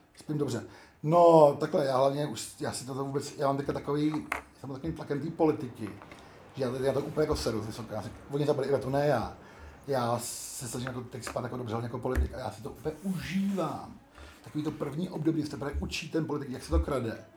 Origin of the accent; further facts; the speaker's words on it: Prague, Czechia; also born or lived in Ostrava; jsem jediný Pražák